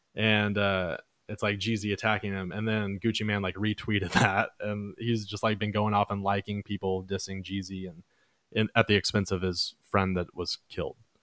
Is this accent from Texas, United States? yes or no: yes; Dallas, Texas, United States; also born or lived in Mansfield, Texas; Oak Cliff. That's my hood.